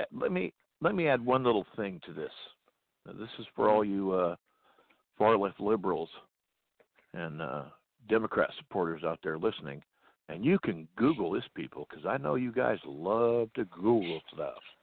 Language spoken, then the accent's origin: English; United States; I am an American. I was born and raised in this country.